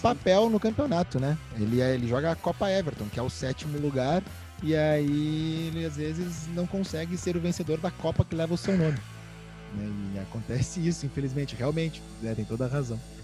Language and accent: Portuguese; Rio Grande do Sul, Brazil; accent: gaúcho; voltei pro meu gaúcho